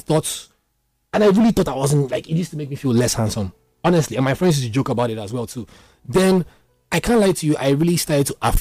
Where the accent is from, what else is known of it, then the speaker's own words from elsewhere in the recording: Isoko, Delta, Nigeria; I'm not even Igbo. I'm from Isoko Delta State